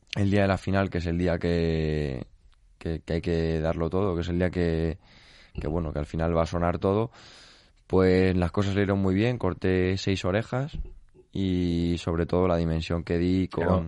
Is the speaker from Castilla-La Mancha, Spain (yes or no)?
yes; Castilla-La Mancha, Spain; yo soy por parte de madre de Castillo de Bayuera, por parte de padre del Real de San Vicente